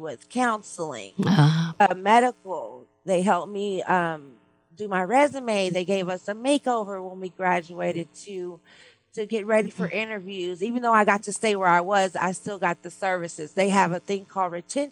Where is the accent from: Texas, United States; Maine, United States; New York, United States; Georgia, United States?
Texas, United States; moved away as an adult; now in Los Angeles, United States; I'm from Texas, and I'm from a little bitty town, so I was the bartender of the town